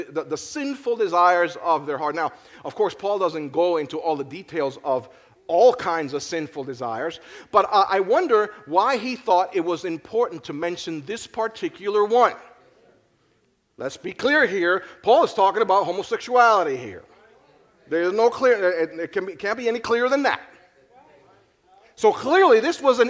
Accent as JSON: {"language": "English", "town": "Philadelphia", "region": "Pennsylvania", "country": "United States", "said": "I am from Philly."}